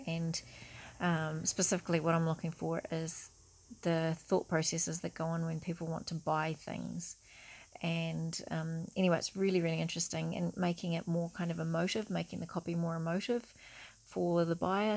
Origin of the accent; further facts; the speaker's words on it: New Zealand; I'm a Kiwi